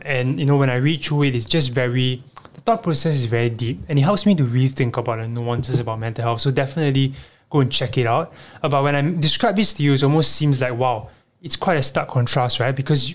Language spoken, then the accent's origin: English; Bikini, Marshall Islands; Papa, I mean, I was from Bikini as well, in case y'all don't know.